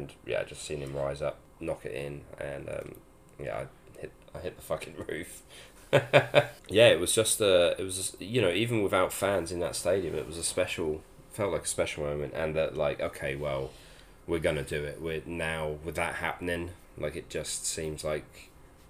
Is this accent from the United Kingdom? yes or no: yes; England, United Kingdom; as an Englishman